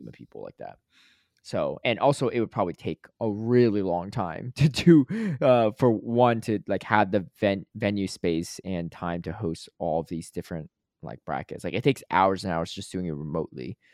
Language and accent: English; Connecticut, United States; also born or lived in Atlanta; now in Los Angeles, United States; I grew up in Connecticut